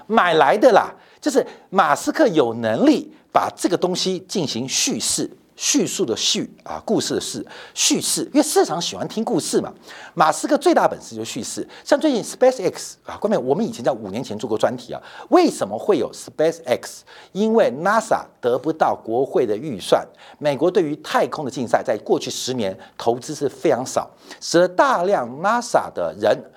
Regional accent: Taipei, Taiwan; 我从小是在四四南村长大的

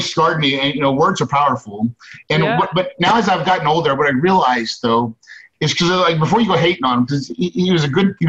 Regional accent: West Plains, Missouri, United States; I grew up in West Plains, Missouri. That's in the Ozarks.

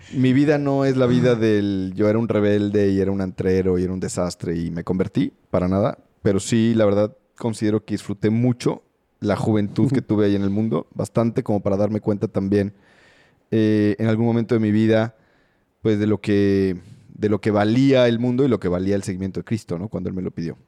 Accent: Mexico City, Mexico; Nací en la Ciudad de México

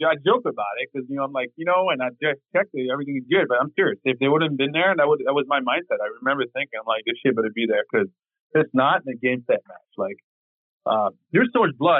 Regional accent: France; now in United States; growing up in the neighborhoods I grew up in France

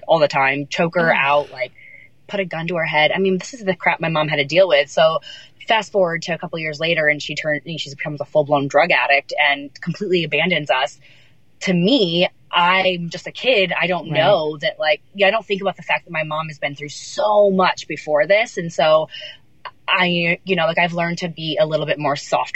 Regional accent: Central New York, United States; I grew up in Central New York, so about 4 hours from Manhattan

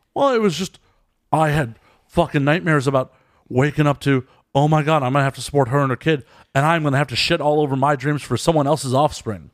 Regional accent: Chicago, Illinois, United States; now in Los Angeles, United States; I'm originally from Chicago

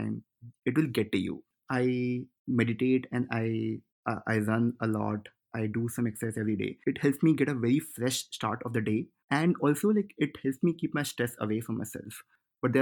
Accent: India; first language Hindi; English is a second language; moved away as an adult; now in Washington, D.C., United States; My native language is Hindi.

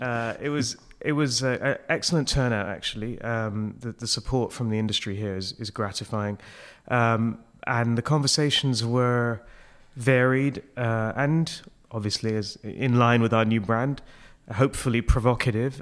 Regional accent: Hong Kong; moved away as an adult; also born or lived in United Kingdom; I'm from Hong Kong, so that's, you know, I've, uh, I, my family's been there for almost forty years. It's where I grew up

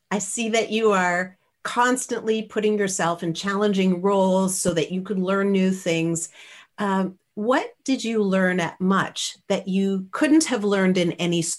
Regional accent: Canada; he, I'm Canadian, yeah, right?

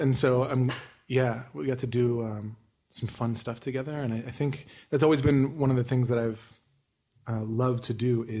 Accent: Duarte, California, United States; born there; also born or lived in Long Beach; I was born in Duarte out there, and then we lived in Long Beach for the first maybe 6 years of my life, 5 or 6 years.

